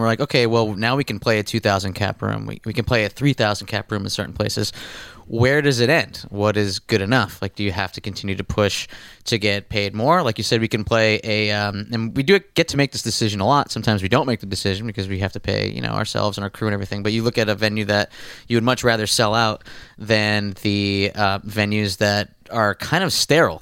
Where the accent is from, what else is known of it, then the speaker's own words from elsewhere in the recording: Scranton, Pennsylvania, United States; I grew up in Scranton, Pennsylvania.